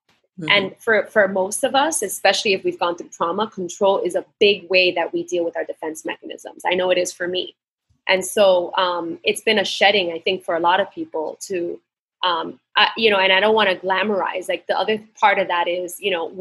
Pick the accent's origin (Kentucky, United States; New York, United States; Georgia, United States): New York, United States; moved away as an adult; now in Puerto Rico; I grew up in New York my whole life